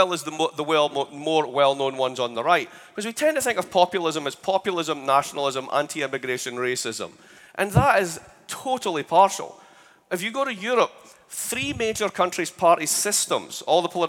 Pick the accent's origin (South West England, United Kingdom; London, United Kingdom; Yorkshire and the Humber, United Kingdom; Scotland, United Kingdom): Scotland, United Kingdom; moved away as an adult; now in United States; I'm Scottish. So you might have a problem with the way I sound.